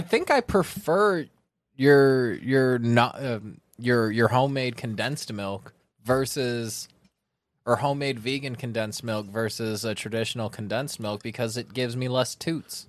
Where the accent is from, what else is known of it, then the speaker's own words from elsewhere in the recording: California, United States; I'm from California